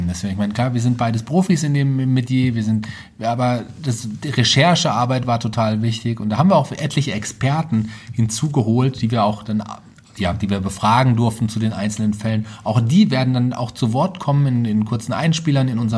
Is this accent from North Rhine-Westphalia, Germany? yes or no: no; Fulda, Hesse, Germany; born there; Und ich bin gebürtiger Fulderer.